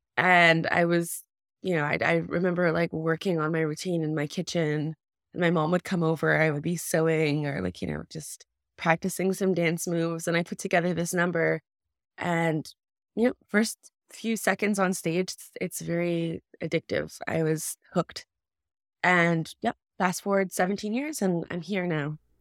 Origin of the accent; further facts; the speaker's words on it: Kahnawake, Quebec, Canada; also born or lived in United States; I was born in the States, but I was raised in Ganawage, which is a Mohawk reserve just outside of Montreal.